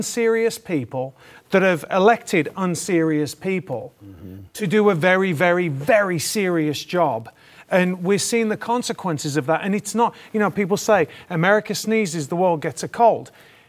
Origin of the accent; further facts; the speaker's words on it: United Kingdom; you asked me about my opinion being a Brit. So I was actually, my family are Irish, English. And so for years, the IRA was bombing the UK. So growing up, I grew up in that kind of environment.